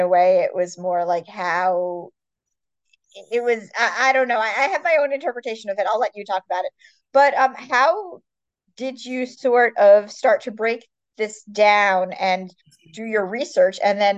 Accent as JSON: {"language": "English", "region": "East Coast", "country": "United States", "said": "I come from the East Coast"}